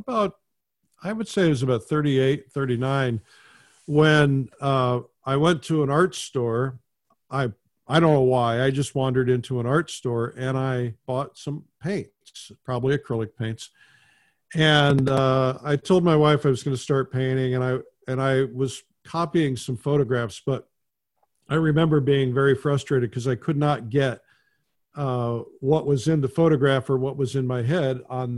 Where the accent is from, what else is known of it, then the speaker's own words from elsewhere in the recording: Fort Wayne, Indiana, United States; I grew up in Fort Wayne, Indiana